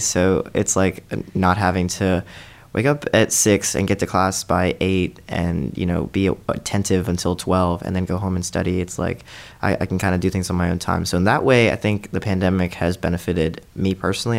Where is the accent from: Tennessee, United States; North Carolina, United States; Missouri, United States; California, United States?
North Carolina, United States; Charlotte; also born or lived in India; now in Columbia, United States; I'm originally from Charlotte, but I spent the first eight years of my life growing up in India